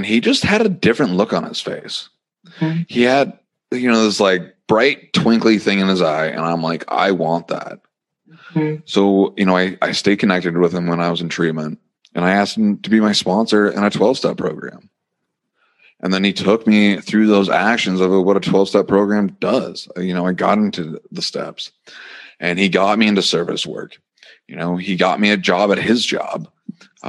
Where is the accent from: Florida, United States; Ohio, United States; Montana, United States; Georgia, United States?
Montana, United States; I end up living in my hometown for a little bit